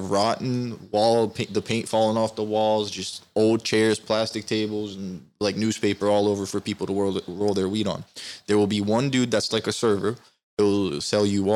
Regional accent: Turkey; now in United States; me growing up in Turkey and the city I grew up in, it has a high gypsy population

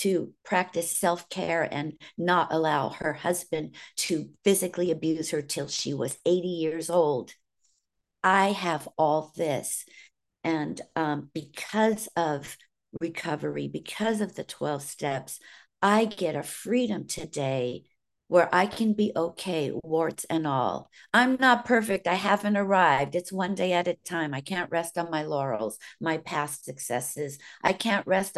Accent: California, United States; accent: Southern; also born or lived in Virginia; I can remember back to 8 years old. That's when we moved from Virginia, where we were surrounded by family, to California, where we were just alone.

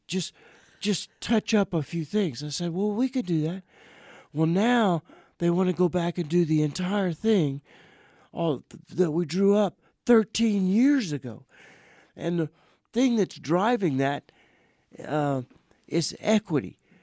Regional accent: Welch, Louisiana, United States; moved away; also born or lived in Thornwell, Louisiana; my hometown in Louisiana

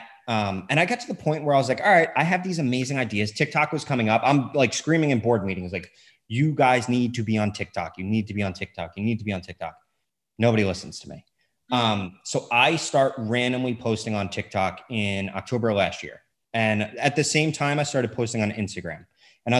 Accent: Long Island, New York, United States; moved away as an adult; also born or lived in North Carolina; I grew up on Long Island on the beach

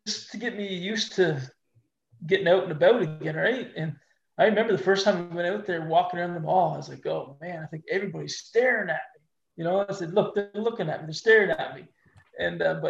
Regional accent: Fredericton, New Brunswick, Canada; also born or lived in Kenora, Ontario; I grew up in Fredericton, you know, and we're a small city

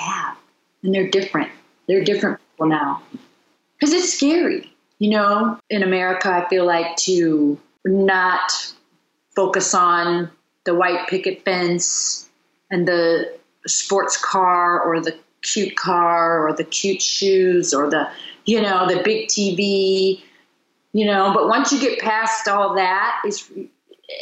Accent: United States; also born or lived in London; being an American, you know, when I did live in London and I moved home

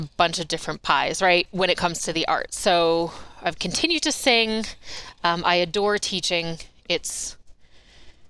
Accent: United States; moved away as an adult; also born or lived in Maryland / New York; now in Inland Northwest, United States; I was born and raised in suburbs of D.C.

